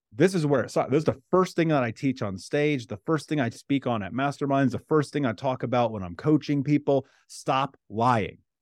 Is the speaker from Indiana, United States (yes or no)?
yes; Indianapolis, Indiana, United States; I grew up in Indianapolis, in America